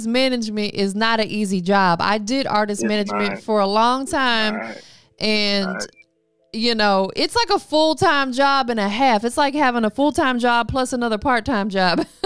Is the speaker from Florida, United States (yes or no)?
yes; Florida, United States; moved away; me growing up in Florida